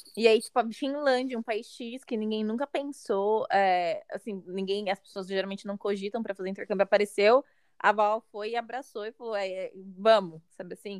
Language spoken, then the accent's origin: Portuguese; Mauá, São Paulo, Brazil; moved away as an adult; also born or lived in St. John's, Canada / Washington, D.C., United States; now in Toronto, Canada; eu sou original de Mauá, no estado de São Paulo